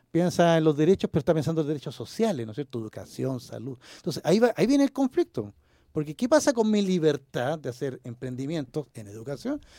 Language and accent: Spanish; Chile